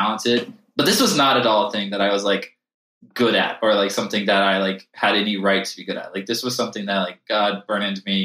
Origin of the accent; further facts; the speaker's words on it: Charlotte, North Carolina, United States; moved away as an adult; also born or lived in Chicago; now in Colorado Springs, United States; I grew up in Charlotte, North Carolina.